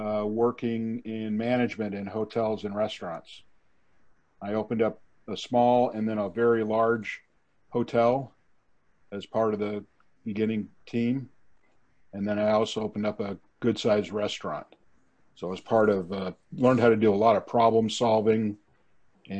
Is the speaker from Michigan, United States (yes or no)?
no; Los Angeles, California, United States; also born or lived in Simi Valley; I grew up in Van Nuys